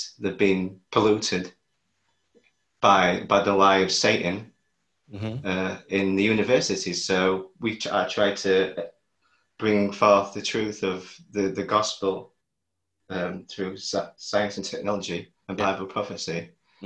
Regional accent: Lincolnshire, East Midlands, United Kingdom; I'm from Lincolnshire

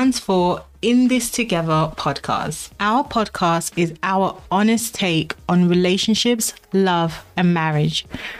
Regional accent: London, United Kingdom; also born or lived in Congo; I'm Congolese. So I was born in Congo, but I grew up here in London.

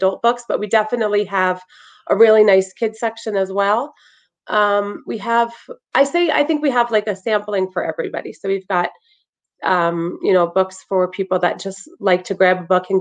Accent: Freehold, New Jersey, United States; I'm actually from Freehold

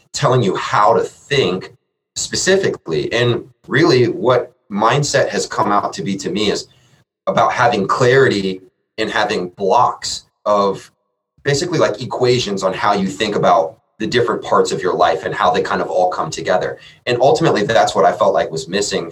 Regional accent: Columbus, Ohio, United States; I am born and raised in Columbus

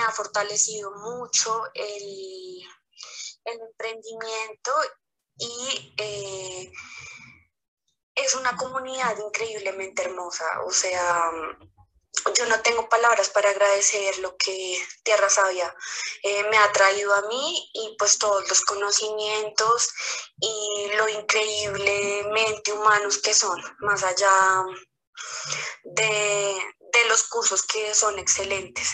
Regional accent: Bogotá, Colombia; soy de Bogotá, Colombia

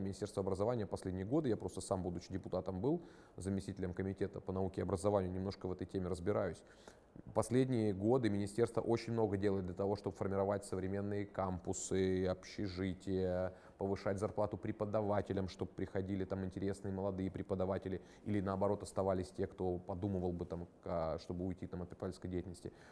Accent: Krasnodar Krai, Russia; Я, например, из Краснодарского края там и не собирался-то уезжать

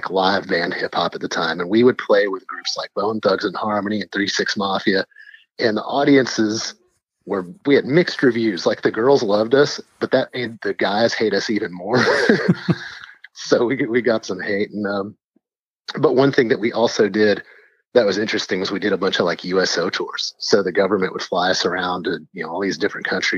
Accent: Texas, United States; I was from Texas

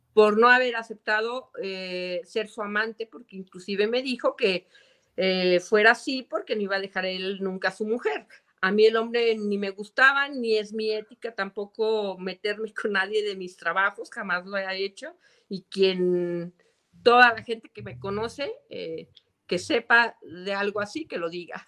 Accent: Zacatecas, Mexico; yo soy zacatecana de corazón, eh, aunque, bueno, mi padre es de Nochistlán, es ingeniero civil, es la persona que más admiro. Este, mi madre es de Guadalajara, Jalisco, eh, yo ya nací aquí

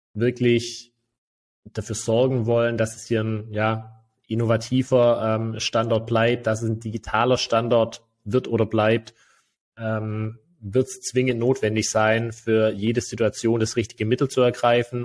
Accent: Germany; bei uns in Deutschland

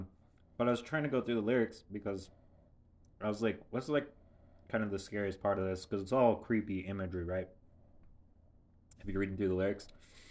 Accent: Southern California, United States; because I grew up in Southern California

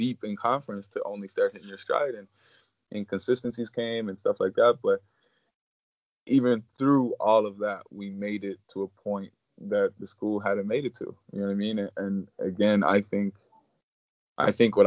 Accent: Ireland; moved away; I'm coming from Ireland

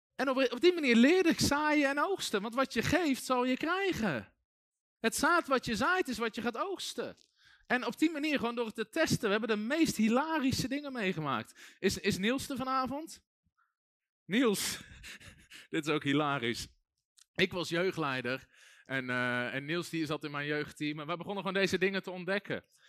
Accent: Netherlands; ik ben ook geboren in Nederland

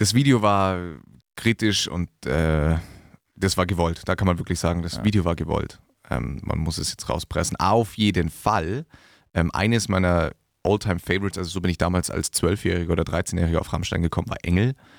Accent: Diedorf, Bavaria, Germany; in meinem Heimatdorf, Diedorf

